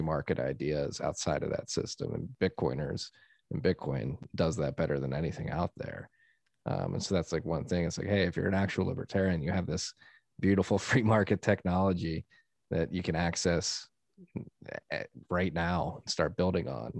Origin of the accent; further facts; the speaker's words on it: United States; as an American